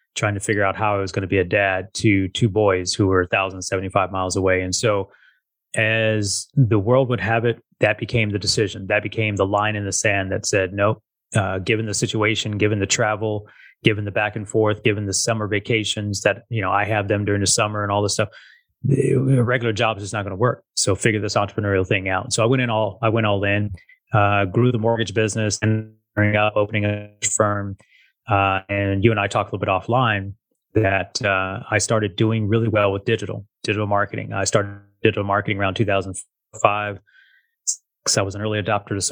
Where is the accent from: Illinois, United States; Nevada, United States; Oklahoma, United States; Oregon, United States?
Nevada, United States; Las Vegas; born and raised here in Las Vegas